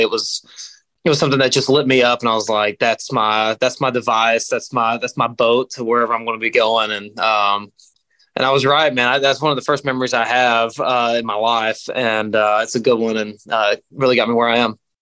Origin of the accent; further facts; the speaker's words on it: Knoxville, Tennessee, United States; I'm from Tennessee. I'm from Knoxville, Tennessee. Uh, all East Tennessee, man, and uh, proud to be from there